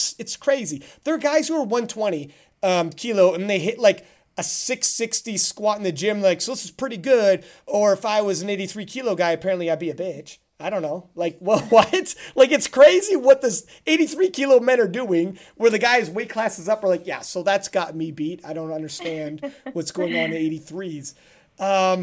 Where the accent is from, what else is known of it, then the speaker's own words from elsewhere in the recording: Canada; I'm Canadian